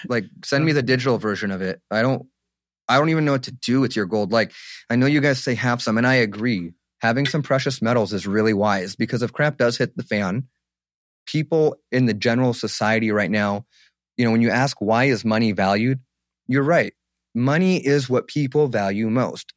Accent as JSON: {"language": "English", "country": "Egypt", "moved": "yes", "lives_now": "United States", "said": "my home country, Egypt"}